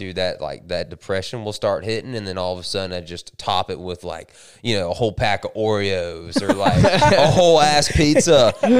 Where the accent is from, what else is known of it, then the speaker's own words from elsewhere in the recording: Hollywood, Miami, Tamarac, later Polk County, Florida, United States; So I was originally born in Hollywood, not California.